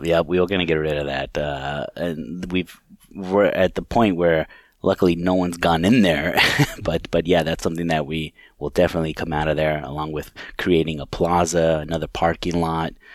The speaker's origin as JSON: {"language": "English", "region": "California", "country": "United States", "tie": "born or raised there", "moved": "as an adult", "lives_now": "Chippewa Falls, United States", "said": "I'm originally from California, grew up there"}